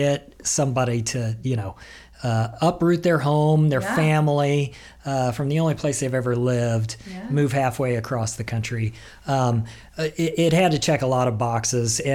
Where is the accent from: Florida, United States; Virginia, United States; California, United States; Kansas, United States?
Kansas, United States; Lawrence; moved away as an adult; now in Boise, United States; the University of Kansas in Lawrence, Kansas, which was my hometown. It's where my wife and I grew up together.